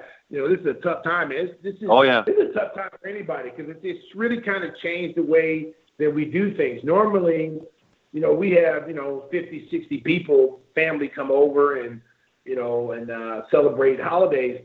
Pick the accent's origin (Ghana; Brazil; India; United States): United States; the South; I'm from the South a little bit